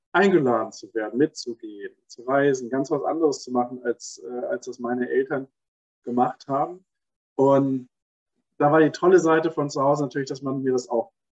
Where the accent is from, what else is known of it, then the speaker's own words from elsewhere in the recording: Stuttgart, Baden-Württemberg, Germany; Und in der Zeit in Stuttgart, wo ich aufgewachsen bin, gab es da nicht viele äh, Mütter, die dann alleine waren und arbeiten gegangen sind.